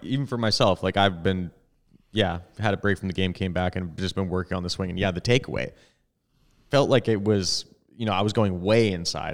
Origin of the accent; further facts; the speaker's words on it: Edmonton, Alberta, Canada; Tom and I grew up in Edmonton